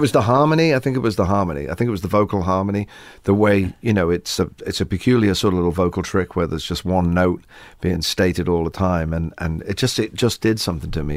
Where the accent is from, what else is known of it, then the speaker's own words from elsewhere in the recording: England, United Kingdom; Maybe we're English